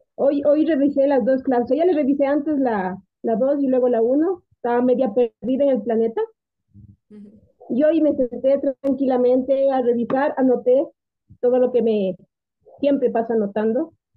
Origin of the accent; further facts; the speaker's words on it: Quito, Pichincha, Ecuador; soy de Quito